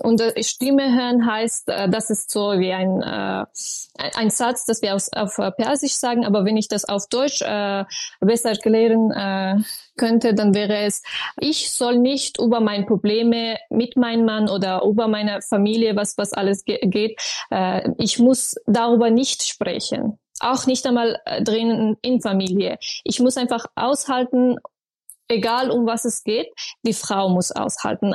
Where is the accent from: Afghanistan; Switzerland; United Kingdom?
Afghanistan; German is a second language; moved away as an adult; now in Austria; ich kann mich als eine Afghanin selber nicht vorstellen, dass ich zurückkehre äh, nach Afghanistan